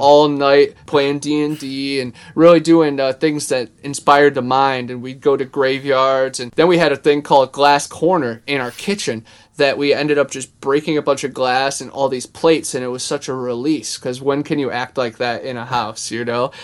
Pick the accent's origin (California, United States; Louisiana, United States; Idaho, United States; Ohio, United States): Ohio, United States; I'm from Ohio